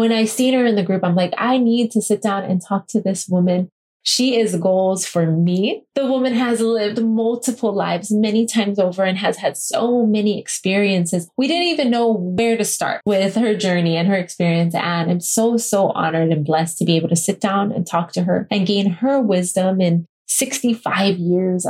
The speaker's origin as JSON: {"language": "English", "town": "Kailua-Kona", "region": "Hawaii", "country": "United States", "tie": "born or raised there", "said": "coming to you from my hometown, Kailua Kona, Hawaii"}